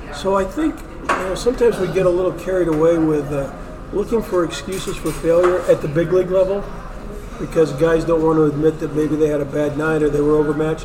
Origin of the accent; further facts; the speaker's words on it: Wyoming, United States; I grew up in Wyoming, and so I watched minor league baseball here